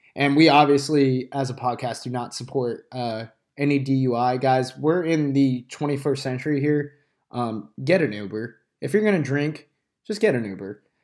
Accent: outside of Athens, Georgia, United States; I grew up outside of Athens

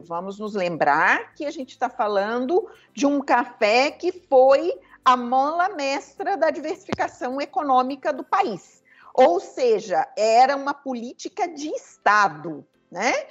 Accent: Três Pontas, Minas Gerais, Brazil; born or raised there; also born or lived in Santa Rita do Sapucaí

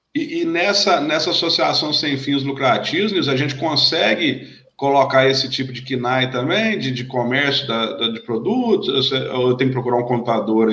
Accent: south of Minas Gerais, Brazil; eu sou do, natural do sul de Minas

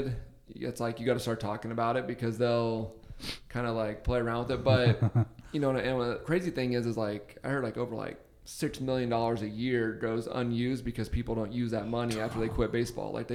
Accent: Arizona, United States; moved away as an adult; also born or lived in Auburn, Alabama; now in Los Angeles, United States; I'm from Arizona

